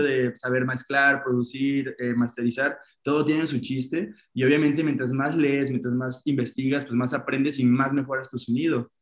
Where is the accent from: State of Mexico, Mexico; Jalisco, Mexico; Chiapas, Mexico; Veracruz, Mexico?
Veracruz, Mexico; Poza Rica; moved away as an adult; also born or lived in Guadalajara; de donde yo soy, en Veracruz, en Poza Rica, pues es una ciudad pequeñita